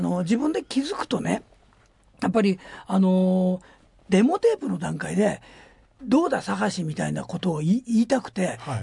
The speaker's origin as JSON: {"language": "Japanese", "town": "Gyoda", "region": "Saitama", "country": "Japan", "tie": "born or raised there", "said": "僕は埼玉県行田市で生まれたから"}